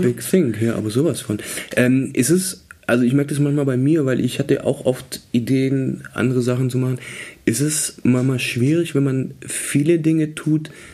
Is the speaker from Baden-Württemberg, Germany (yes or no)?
yes; Swabia, Baden-Württemberg, Germany; ich komme ja aus dem Schwabenland